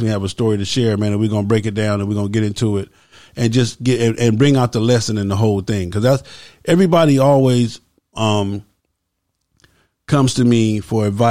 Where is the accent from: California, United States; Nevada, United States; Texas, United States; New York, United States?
California, United States; when we grew up in California